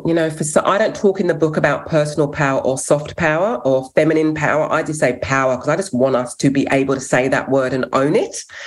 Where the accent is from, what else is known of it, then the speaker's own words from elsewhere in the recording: England, United Kingdom; first language English; now in Australia; So I'm English, born in England, but fostered to five white families growing up